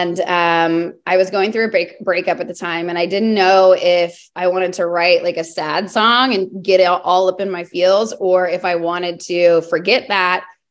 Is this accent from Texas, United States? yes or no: yes; Texas, United States; I'm born and raised in Texas